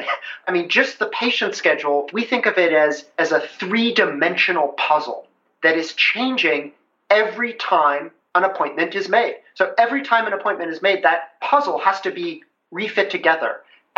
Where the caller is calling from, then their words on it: Seattle, Washington, United States; I'm calling you from Seattle.